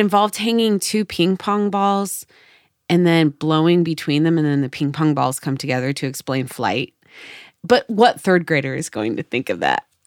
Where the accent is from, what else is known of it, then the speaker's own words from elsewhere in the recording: Oregon City area, United States; I'm from this area, the Oregon Trail ends in Oregon City